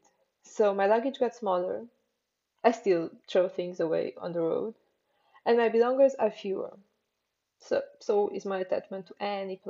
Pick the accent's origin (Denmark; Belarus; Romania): Romania; Transylvania; moved away; Transylvania, the wonderful place where I grew up.